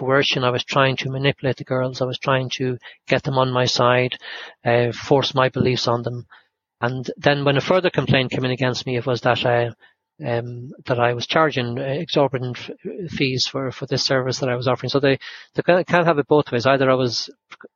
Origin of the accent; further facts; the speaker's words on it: Ireland; accent: Irish; now in United Kingdom; They probably thought by my accent and that I was Irish